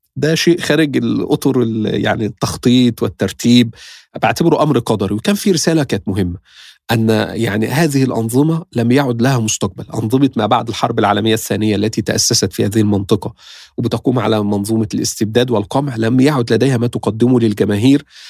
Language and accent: Arabic; Egypt; احنا مصر